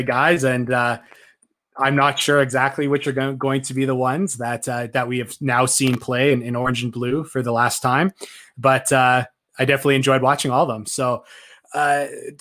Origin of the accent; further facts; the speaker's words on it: Canada; me as a Canadian who didn't go to the University of Florida